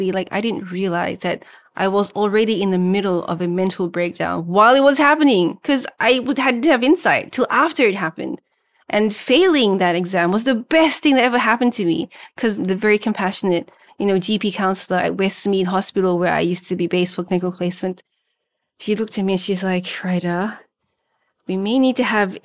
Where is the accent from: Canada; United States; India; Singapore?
Singapore; first language Malay; even in Singapore, the country of my birth